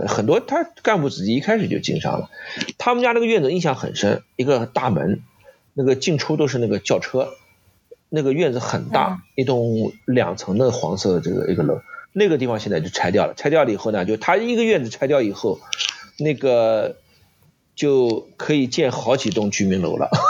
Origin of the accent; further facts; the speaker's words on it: Nanjing, Jiangsu, China; 我小时候生活在在鸡鸣寺一带，